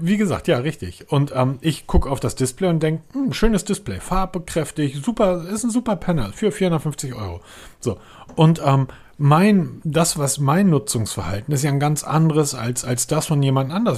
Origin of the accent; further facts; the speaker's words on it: Northern Germany, Germany; als Norddeutscher